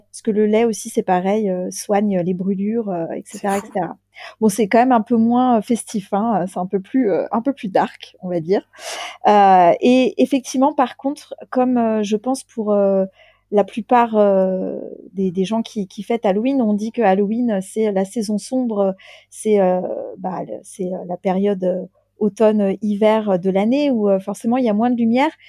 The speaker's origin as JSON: {"language": "French", "country": "France", "said": "alors, avec mon petit accent de française, donc nous, on"}